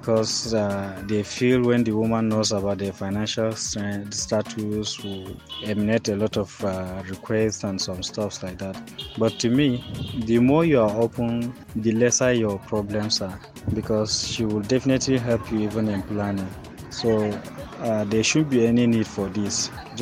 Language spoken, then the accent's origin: English; Gombe, Gombe State, Nigeria; I'm from Gombe.